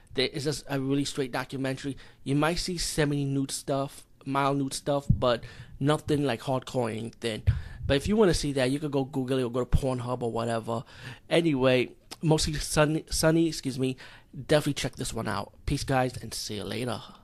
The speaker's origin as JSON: {"language": "English", "country": "India", "said": "as being Indian"}